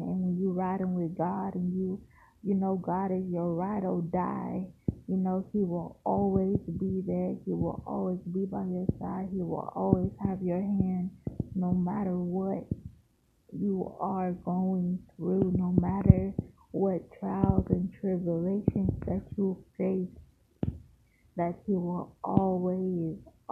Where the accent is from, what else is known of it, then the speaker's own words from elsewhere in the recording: Largo, Florida, United States; also born or lived in St. Petersburg, Florida; I was born in St. Petersburg, Florida, raised in Largo, Florida